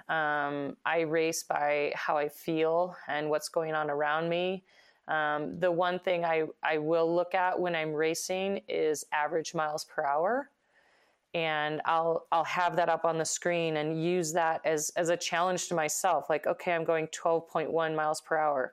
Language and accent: English; Idaho, United States; my hometown